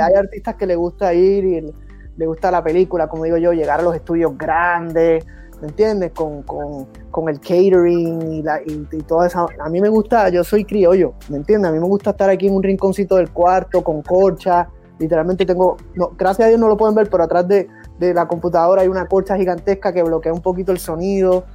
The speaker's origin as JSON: {"language": "Spanish", "country": "Puerto Rico", "also_born_or_lived": "United States", "moved": "yes", "lives_now": "Miami, United States", "said": "en mi caso yo soy puertorriqueño, soy americano"}